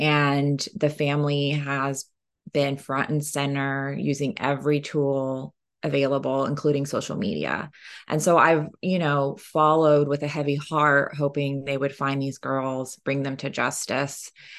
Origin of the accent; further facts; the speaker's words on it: Oklahoma, United States; And I am Cherokee from Northeastern Oklahoma, so it's very personal to me in that way.